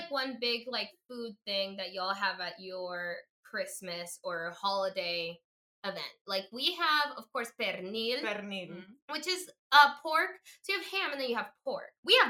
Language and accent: English; Florida, United States; Baby, when I said I'm from Florida